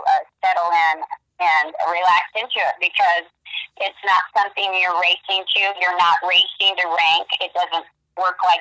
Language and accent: English; Portland, Oregon, United States; I'm originally from Portland, Oregon.